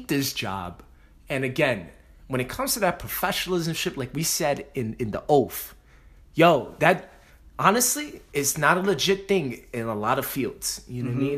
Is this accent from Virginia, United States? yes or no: no; New York City, New York, United States; two Puerto Rican Dominican motherfuckers from the Bronx